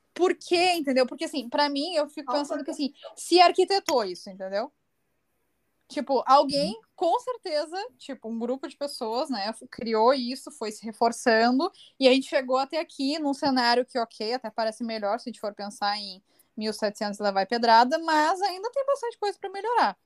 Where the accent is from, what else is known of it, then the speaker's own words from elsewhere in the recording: Brazil; eu posso me reconhecer como uma brasileira